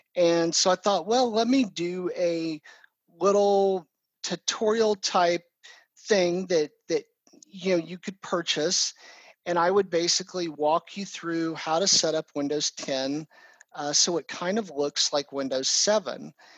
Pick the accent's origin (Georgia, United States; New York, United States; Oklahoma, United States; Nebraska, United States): Oklahoma, United States; Oklahoma City; also born or lived in Texas; I am from Oklahoma City and uh, pretty much grown up here